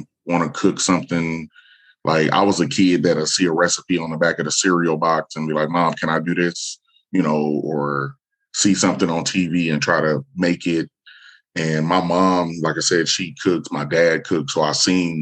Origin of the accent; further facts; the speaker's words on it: Omaha, Nebraska, United States; I'm born and raised in Omaha, Nebraska